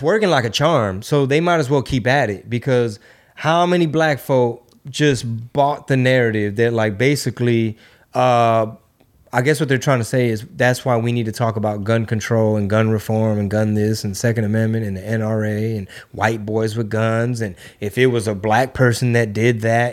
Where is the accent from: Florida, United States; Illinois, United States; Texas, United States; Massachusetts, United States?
Texas, United States; Houston; my hometown, Houston